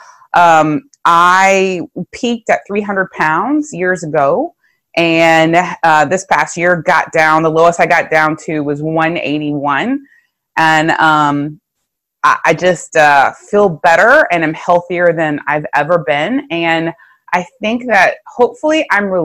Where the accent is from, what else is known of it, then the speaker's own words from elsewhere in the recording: South Louisiana, United States; I'm from South Louisiana.